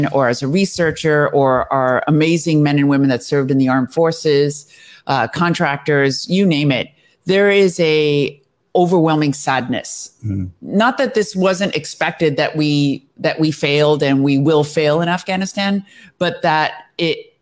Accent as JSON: {"language": "English", "country": "United States", "tie": "born or raised there", "said": "I was born in the United States"}